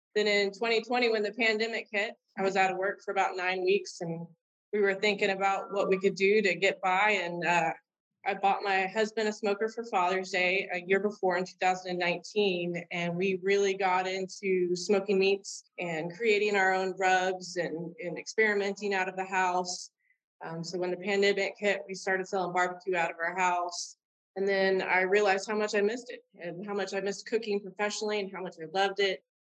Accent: Robstown, Texas, United States; now in Canton, United States; I was born in Robstown, Texas, which is South Texas, and I was born and raised out in the Bluffs, which is a uh, between Corpus Christi and Padre

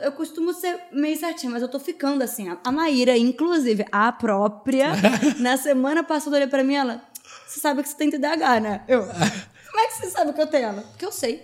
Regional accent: Rio de Janeiro, Brazil; sou carioca, Mariana é carioca, amante da praia

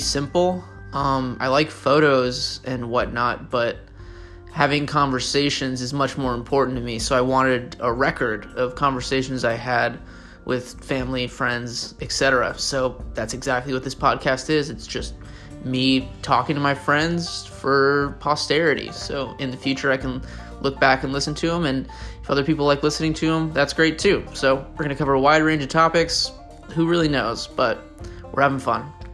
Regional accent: Florida, United States; moved away as an adult; now in Shanghai, China; I'm from Florida, but I've been living in Shanghai, China the last couple years

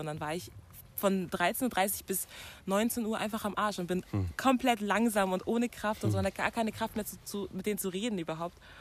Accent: Munich, Bavaria, Germany; ich bin eigentlich aus München

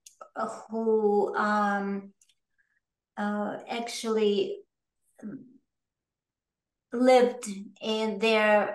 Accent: Russia; English is a second language; moved away as an adult; now in New York, United States; I was born in the Soviet Union, in a communist country, in the former Soviet Union.

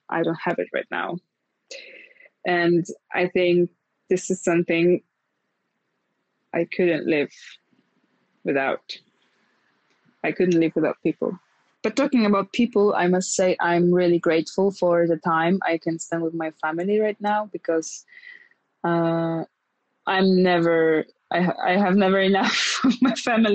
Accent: Lublin, Lublin Voivodeship, Poland; now in Warsaw, Poland; my hometown is the place, and the place that's always in my heart is Lublin.

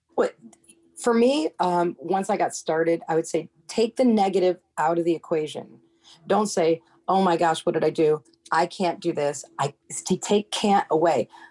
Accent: Seneca Falls, New York, United States; now in Cape Coral, United States; where I grew up in upstate New York, my hometown, Seneca Falls

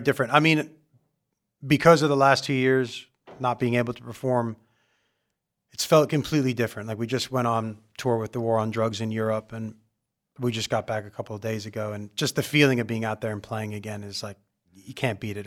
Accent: Long Island, New York, United States; moved away as an adult; also born or lived in Pomfret, Connecticut; now in Los Angeles, United States; I'm from Long Island.

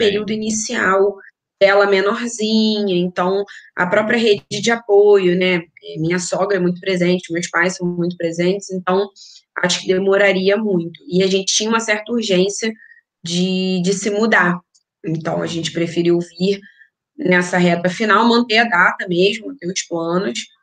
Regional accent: Niterói, Rio de Janeiro, Brazil; accent: Rio de Janeiro; moved away as an adult; also born or lived in São Gonçalo; now in Vila do Conde, Portugal; a gente é de Niterói, Aham. então, Niterói, São Gonçalo foi onde a gente passou a vida

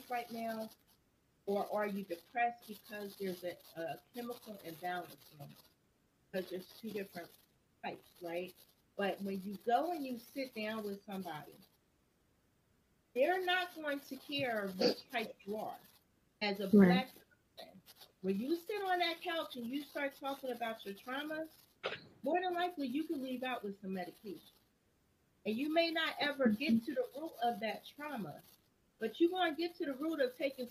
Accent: Trenton, New Jersey, United States; we grew up in Trenton, New Jersey

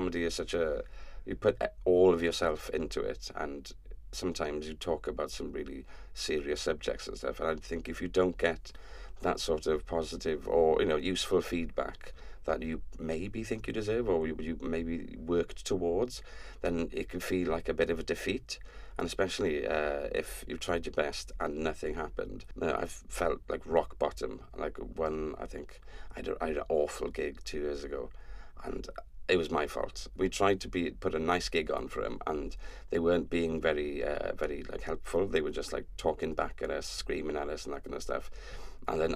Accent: Welsh, Wales, United Kingdom; I'm Welsh

